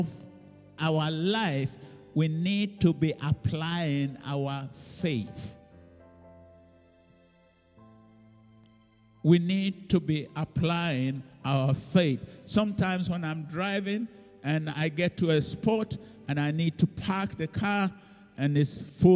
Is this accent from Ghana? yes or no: yes; Ghana; now in United Kingdom; now I'm no longer British, so now I'm a Ghanaian